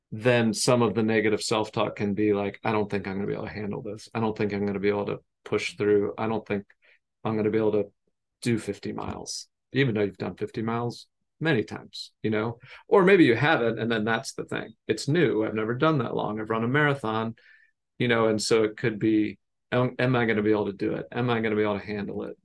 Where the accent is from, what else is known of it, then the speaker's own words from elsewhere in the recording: United States; I grew up outside of Baltimore, Washington, D C area